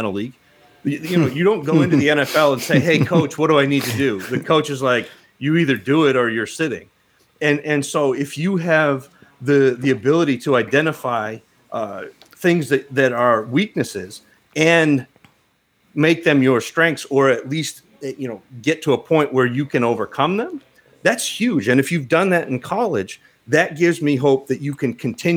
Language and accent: English; Northern Maine, United States; I grew up in Northern Maine